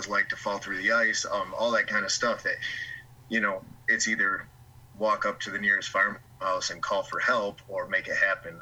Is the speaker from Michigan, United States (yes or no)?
yes; West Michigan, United States; born and raised in West Michigan.